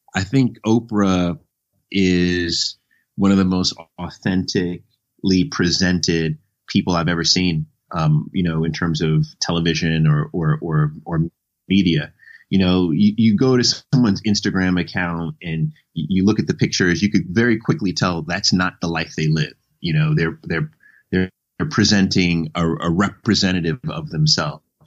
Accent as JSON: {"language": "English", "town": "New York City", "region": "New York", "country": "United States", "tie": "born or raised there", "said": "I was born in uh, Jamaica, Queens."}